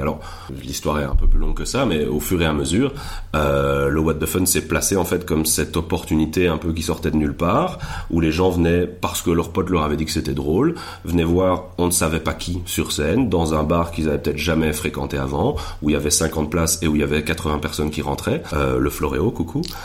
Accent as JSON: {"language": "French", "country": "Belgium"}